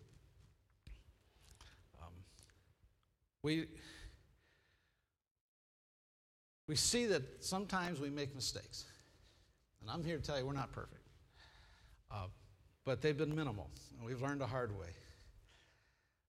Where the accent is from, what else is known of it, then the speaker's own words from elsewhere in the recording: Midwest, United States; I grew up in the Midwest.